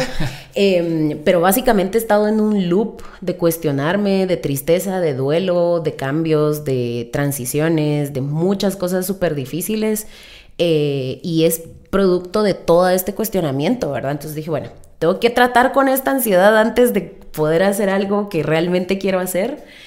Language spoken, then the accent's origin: Spanish; Mazatenango, Suchitepéquez, Guatemala; also born or lived in United States; now in Guatemala City, Guatemala; crecimos en Mazate.